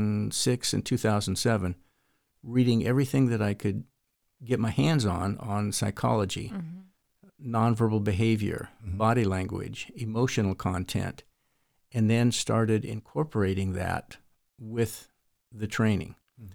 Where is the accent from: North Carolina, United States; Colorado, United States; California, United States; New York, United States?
California, United States; And I grew up in the Tehachapi Mountains, north of Los Angeles.